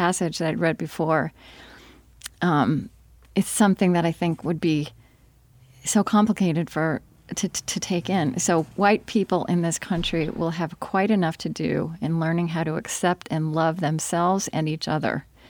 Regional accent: Oklahoma, United States; I grew up in Oklahoma

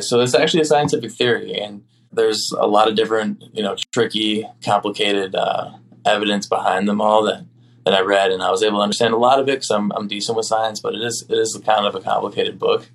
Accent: Oconomowoc, Wisconsin, United States; my hometown

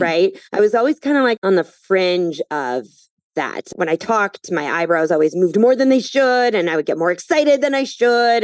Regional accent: Minnesota, United States; moved away as an adult; also born or lived in Phoenix, Arizona; now in New York City, United States; I grew up in Minnesota

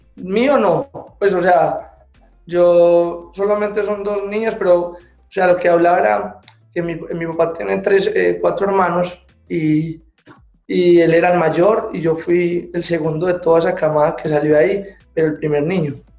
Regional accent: Medellín, Antioquia, Colombia; yo vengo de Medellín

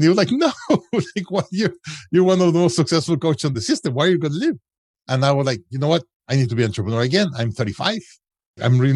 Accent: Mexico; moved away as an adult; also born or lived in United States; I'm originally from Mexico

